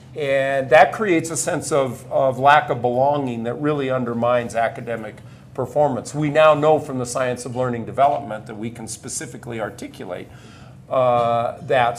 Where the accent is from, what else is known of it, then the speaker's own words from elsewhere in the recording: Nebraska, United States; moved away as an adult; I grew up on a, a farm near a small community in Nebraska